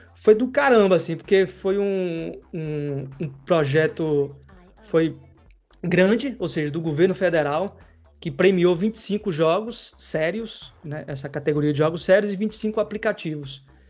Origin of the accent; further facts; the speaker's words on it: interior of Bahia, Brazil; Eu sou do interior da Bahia, não sou de Salvador capital como rasta, mas enfim, sou baiano por natureza